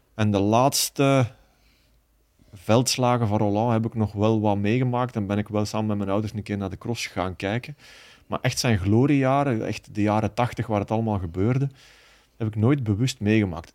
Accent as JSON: {"language": "Dutch", "town": "Baal", "region": "Flanders", "country": "Belgium", "said": "bij ons in Baal"}